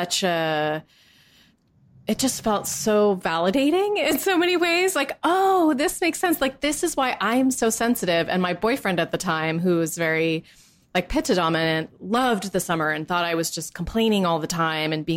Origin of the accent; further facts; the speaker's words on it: Pennsylvania, United States; moved away; also born or lived in San Francisco; where I grew up in Pennsylvania